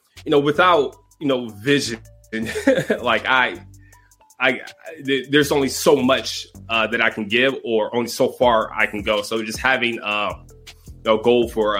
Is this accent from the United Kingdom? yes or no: no; Detroit, Michigan, United States; I grew up in Detroit, Michigan, in the inner city